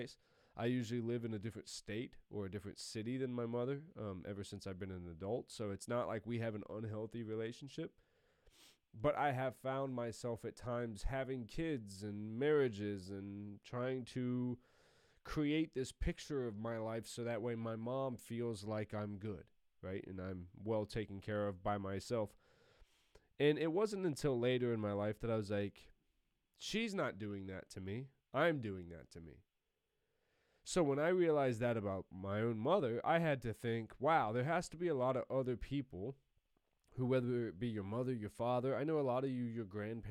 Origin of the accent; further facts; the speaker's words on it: Columbus, United States; I had moved back home to my hometown of Columbus